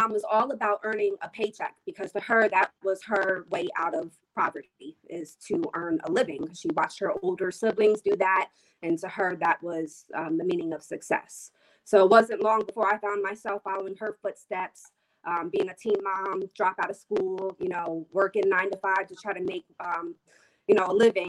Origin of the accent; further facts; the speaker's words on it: Reading, Pennsylvania, United States; I was raised in Reading by a single mom